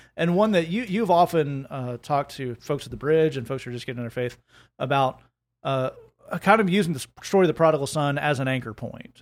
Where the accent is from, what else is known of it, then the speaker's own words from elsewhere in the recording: Oak Ridge, Tennessee, United States; Lee and I grew up in Oak Ridge